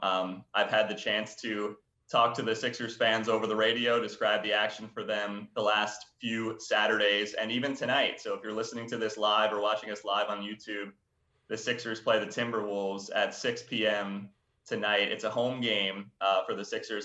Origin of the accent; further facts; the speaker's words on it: New Jersey, United States; I'm from South Jersey, grew up around Eagles fans.